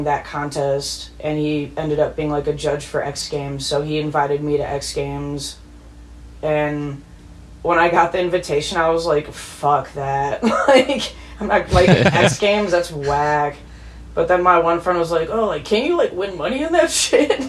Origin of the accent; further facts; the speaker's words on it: La Grange, Illinois, United States; also born or lived in California; now in Chicago, United States; I grew up in LaGrange, Illinois. It's like 20 miles